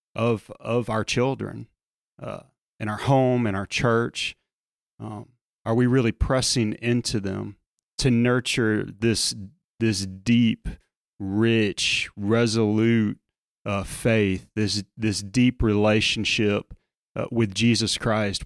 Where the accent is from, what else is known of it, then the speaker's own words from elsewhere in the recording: South Louisiana, United States; as a kid growing up in South Louisiana